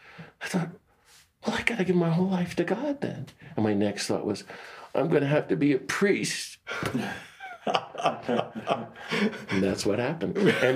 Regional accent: Washington, District of Columbia, United States; Now we're talking in the 70s. I'm growing up in Washington, D.C. and doing really good scripture studies.

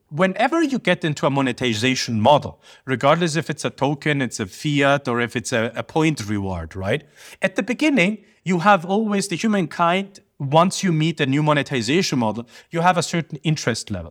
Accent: Sicily, Italy; moved away; I'm from Sicily

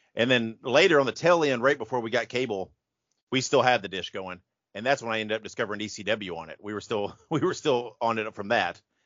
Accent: Indiana, United States; I grew up in Indiana.

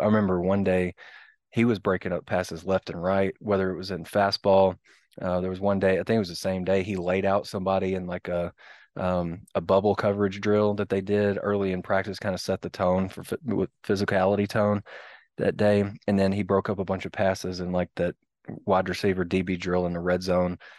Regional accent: Sparkman, Arkansas, United States; moved away as an adult; now in Fayetteville, United States; I grew up in Sparkman

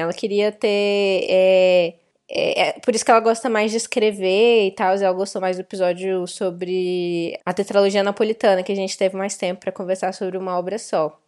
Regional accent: Brasília, Federal District, Brazil; fui criada no, no, em Brasília

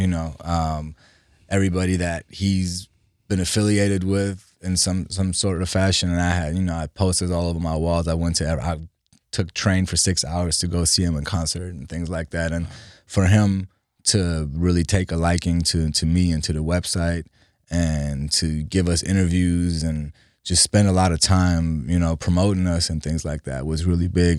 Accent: Germany; English is a second language; also born or lived in Iran / Los Angeles, United States; now in United States; We left Iran in, in the eighties and moved to Germany 'cause my dad had two sisters who were already out there. So I, I grew up, but yeah, I grew up in Germany.

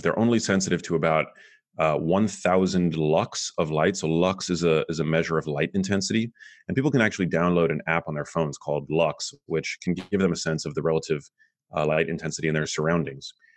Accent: New York City, New York, United States; now in Los Angeles, United States; I grew up in New York City. I live in Los Angeles now.

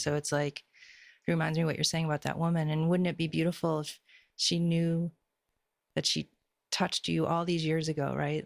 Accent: Boston, Massachusetts, United States; moved away; also born or lived in California; I grew up in Boston, and Boston's a very specific way of being

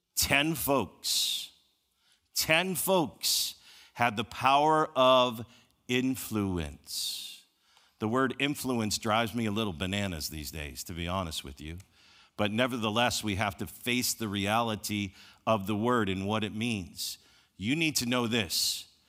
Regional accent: Chicago, Illinois, United States; I grew up in Chicago

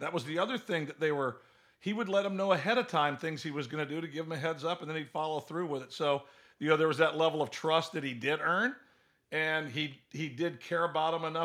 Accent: the South, United States; Growing up in the South

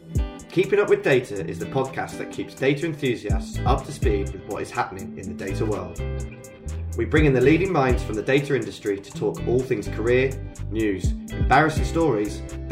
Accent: United Kingdom; obviously being British

